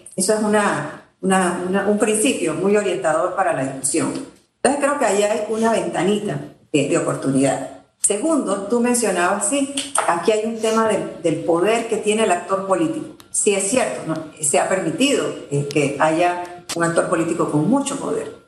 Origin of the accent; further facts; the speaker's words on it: Panama; podemos como panameños